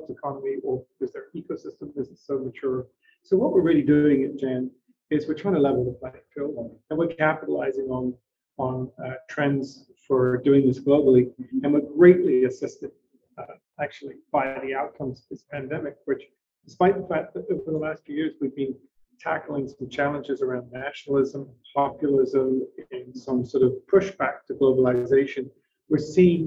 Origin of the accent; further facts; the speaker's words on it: England, United Kingdom; I was born in England